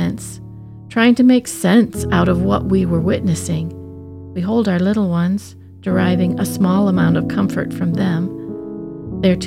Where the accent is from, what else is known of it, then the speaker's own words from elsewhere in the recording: Midwest, United States; As a Midwesterner from the heartland